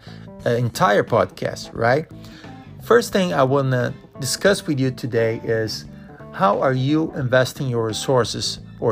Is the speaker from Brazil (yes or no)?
yes; Brazil; moved away as an adult; now in United States; I grew up in Brazil